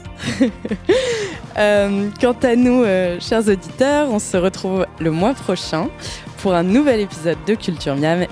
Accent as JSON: {"language": "French", "country": "France", "said": "chez nous, en France"}